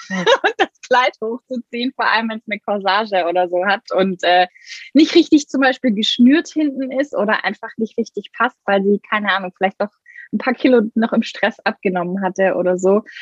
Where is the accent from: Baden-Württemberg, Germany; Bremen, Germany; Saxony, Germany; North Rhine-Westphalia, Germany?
Baden-Württemberg, Germany; Ich komme aus der Nähe von Stuttgart